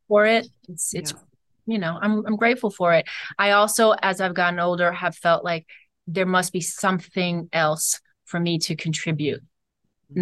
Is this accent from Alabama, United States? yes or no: no; Cleveland, Ohio, United States; I'm from Cleveland, Ohio